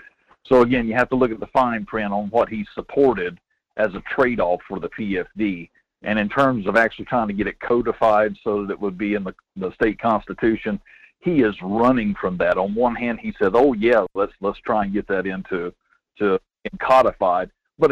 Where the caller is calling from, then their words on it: Denali, Alaska, United States; Good morning. … out of Denali.